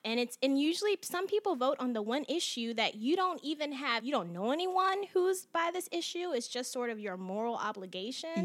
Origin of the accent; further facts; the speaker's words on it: Chicago, Illinois, United States; moved away; I'm originally from Chicago